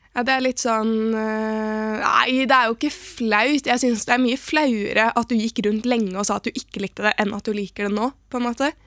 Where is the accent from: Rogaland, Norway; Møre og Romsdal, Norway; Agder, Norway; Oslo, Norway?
Oslo, Norway; Jeg er fra Oslo